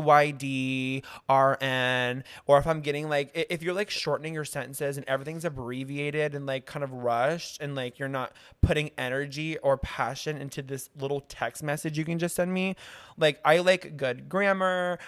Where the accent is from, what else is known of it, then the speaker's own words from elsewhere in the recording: Kansas City, United States; moved away; I'm actually from the Midwest. I'm from Kansas City